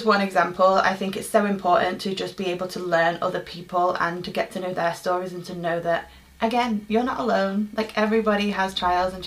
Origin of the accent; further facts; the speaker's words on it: Manchester, North West England, United Kingdom; born and raised in Manchester, England